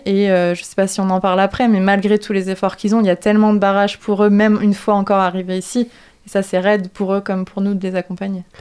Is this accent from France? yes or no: yes; France; je suis française